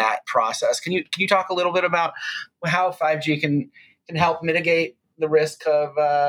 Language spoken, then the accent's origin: English; California, United States; So as a Californian